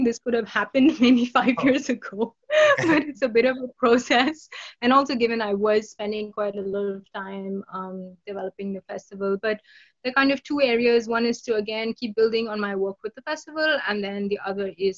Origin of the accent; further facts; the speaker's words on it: Kolkata, West Bengal, India; it's my hometown